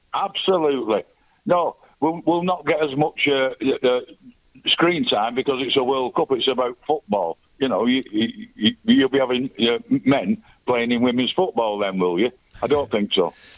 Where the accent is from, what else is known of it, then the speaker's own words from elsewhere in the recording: England, United Kingdom; I'm English born, British passport